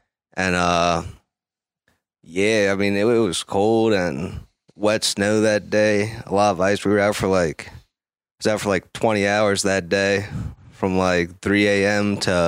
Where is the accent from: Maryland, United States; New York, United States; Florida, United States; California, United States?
Maryland, United States; I'm from Maryland.